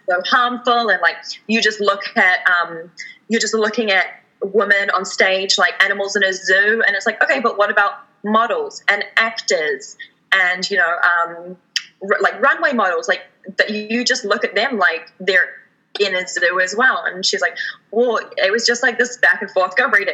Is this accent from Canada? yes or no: yes; Canada; we have as Canadian citizens